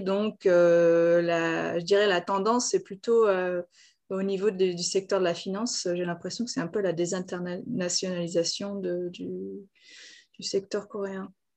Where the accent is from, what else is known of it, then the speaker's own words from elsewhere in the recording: Lyon, Auvergne-Rhône-Alpes, France; moved away as an adult; also born or lived in Japan; now in Seoul, South Korea; J'étais à Lyon. Je suis de Lyon à la base.